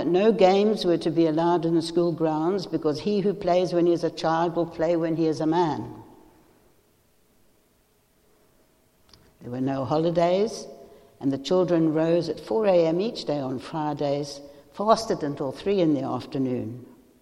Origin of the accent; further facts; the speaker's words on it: South Africa; moved away as an adult; now in England, United Kingdom; I like to think that after 42 years here, I am English. But yes, South Africa is where my origins are.